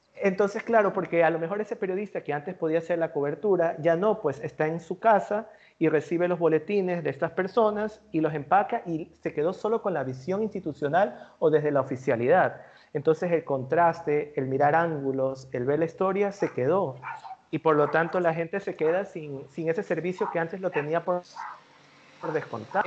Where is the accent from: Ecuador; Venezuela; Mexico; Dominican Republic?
Ecuador; nosotros como ecuatorianos